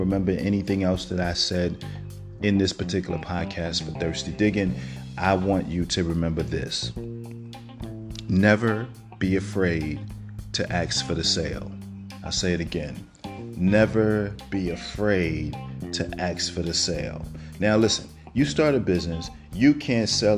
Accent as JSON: {"language": "English", "town": "New York City", "region": "New York", "country": "United States", "moved": "yes", "lives_now": "Georgia, United States", "said": "I'm from Brooklyn"}